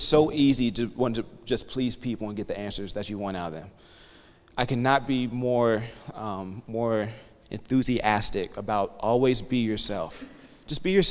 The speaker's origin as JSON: {"language": "English", "area": "outside Columbus", "region": "Western Ohio", "country": "United States", "said": "I'm originally from Western Ohio, right outside of Columbus, Ohio"}